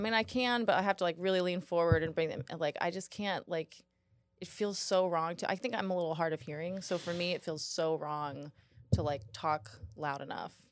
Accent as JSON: {"language": "English", "town": "Houston", "region": "Texas", "country": "United States", "said": "I was from Houston"}